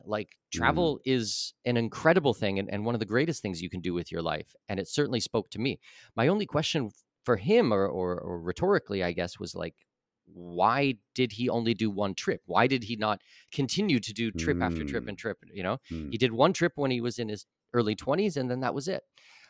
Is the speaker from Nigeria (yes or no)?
no; Ontario, Canada; So this was in Southwestern Ontario. I'm Canadian, born and raised.